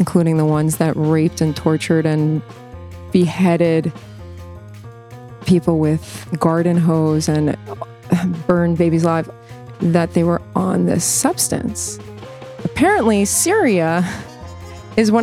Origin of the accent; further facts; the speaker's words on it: United States; now in Israel; an American Jewish liberal